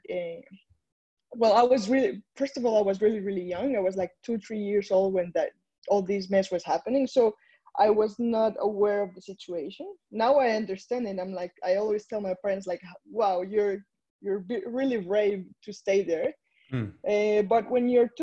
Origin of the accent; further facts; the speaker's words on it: Medellín, Antioquia, Colombia; now in Montreal, Canada; I was born in Medellin, Colombia in 1989